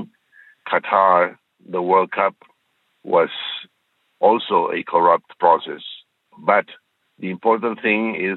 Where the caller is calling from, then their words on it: Houston, Texas, United States; I'm calling from Houston, Texas.